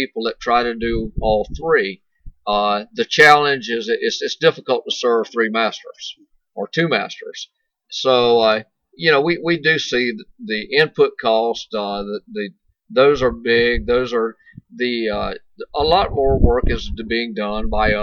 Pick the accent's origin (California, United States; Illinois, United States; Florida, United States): Florida, United States; Chiefland; I am a fifth generation cattleman in this area. My family's been here since the middle 1800s